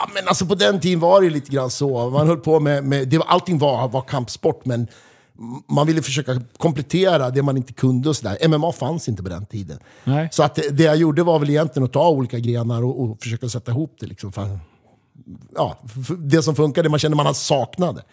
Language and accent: Swedish; Västerås, Västmanland, Sweden; vi är från Västerås